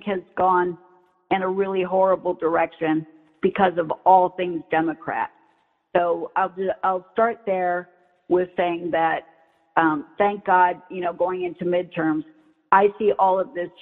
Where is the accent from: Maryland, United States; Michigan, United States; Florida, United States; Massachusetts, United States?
Florida, United States; I'm a Floridian